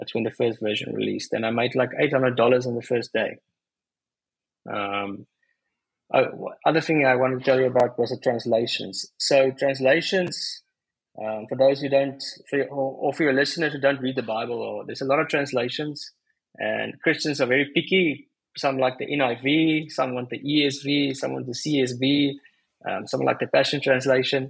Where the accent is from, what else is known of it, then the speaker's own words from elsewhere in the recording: South Africa; I'm South African